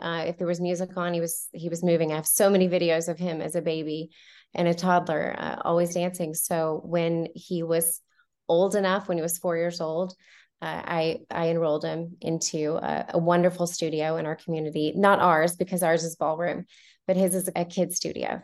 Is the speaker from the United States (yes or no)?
yes; Montgomery, Alabama, United States; also born or lived in Fort Walton Beach, Florida; I was born in Fort Walton Beach, Florida, uh, but uh, I was raised in Montgomery, Alabama, uh, from the age of nine until I was 18.